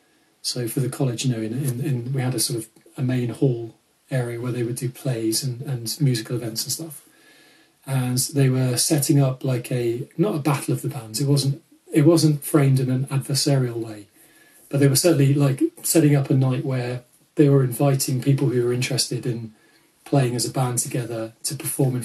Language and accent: English; Fleet, South East England, United Kingdom; Fleet was a very sort of affluent and safe playground.